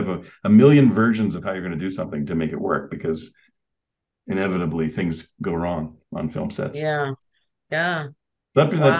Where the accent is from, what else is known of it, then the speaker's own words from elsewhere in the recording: Canada; also born or lived in Calgary; I'm Canadian